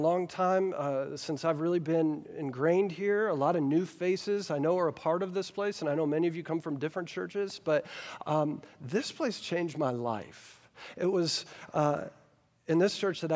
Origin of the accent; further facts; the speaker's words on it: Versailles, Kentucky, United States; moved away; I grew up right here in Woodford County. I grew up in Versailles, Kentucky.